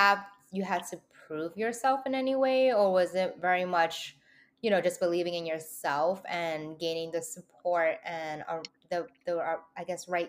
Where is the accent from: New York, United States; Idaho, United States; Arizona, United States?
New York, United States; New York City; I grew up in the Lower East Side